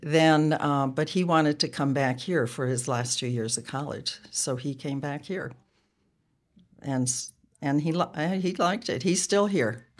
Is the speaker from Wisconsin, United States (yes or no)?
yes; Ripon, Wisconsin, United States; moved away as an adult; also born or lived in Nebraska / San Diego / Portland, Oregon; I grew up in Ripon, Wisconsin